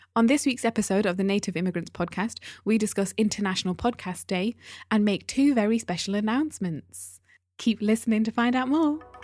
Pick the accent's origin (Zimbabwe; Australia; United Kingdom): United Kingdom; Newcastle upon Tyne, North East England; moved away; I grew up in Newcastle